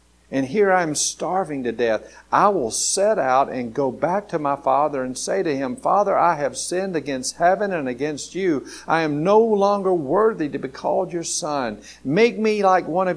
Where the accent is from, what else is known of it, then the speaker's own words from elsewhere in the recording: Grady, Alabama, United States; I was going from Grady, Alabama, going off to college